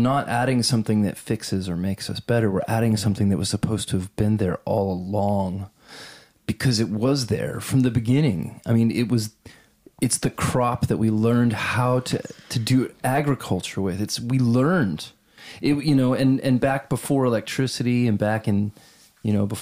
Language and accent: English; Texas, United States; I'm from Texas